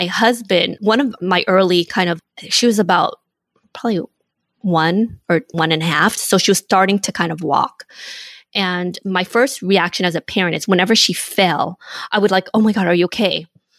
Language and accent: English; Surprise, Arizona, United States; And some of my earliest memories was growing up in Surprise.